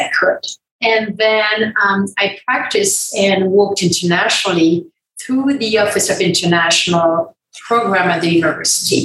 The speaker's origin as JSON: {"language": "English", "country": "France", "also_born_or_lived": "Wyoming, United States", "moved": "as an adult", "lives_now": "United States", "said": "I'm from France originally"}